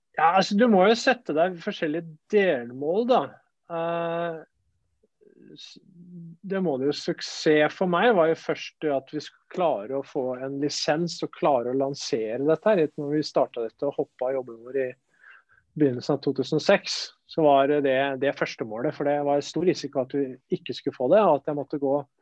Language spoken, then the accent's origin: Norwegian; Flateby, Akershus, Norway; moved away as an adult; also born or lived in Spain / Italy; Jeg er romeriking. Jeg er oppvokst på Flateby